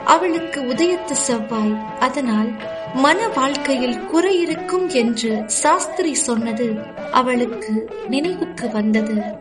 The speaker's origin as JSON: {"language": "Tamil", "town": "Jaffna", "region": "Northern Province", "country": "Sri Lanka", "moved": "as an adult", "lives_now": "Mississauga, Canada", "said": "நான் யாழ்ப்பாணம் நல்லூரைச் சேர்ந்தவன்"}